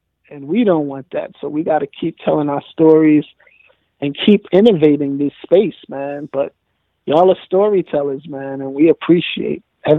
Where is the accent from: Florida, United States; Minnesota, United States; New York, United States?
New York, United States; New York City; Originally, I'm from Forest.